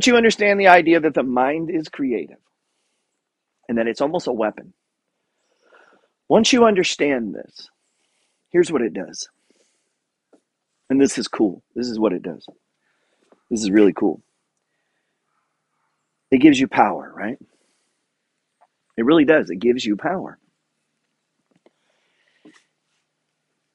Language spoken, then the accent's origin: English; Juneau, Alaska, United States; grew up in Juneau, Alaska